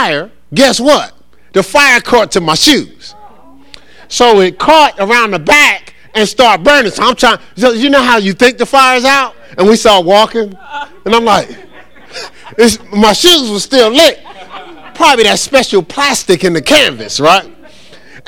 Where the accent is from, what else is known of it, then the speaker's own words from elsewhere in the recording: Newark, New Jersey, United States; I grew up in Newark with foster parents